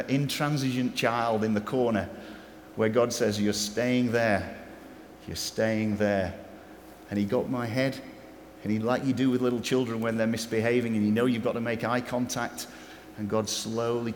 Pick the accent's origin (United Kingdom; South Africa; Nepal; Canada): United Kingdom; England; I am English